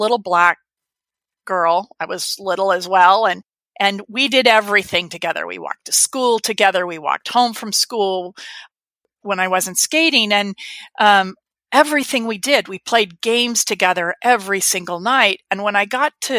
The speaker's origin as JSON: {"language": "English", "country": "United States", "said": "growing up in America and being white"}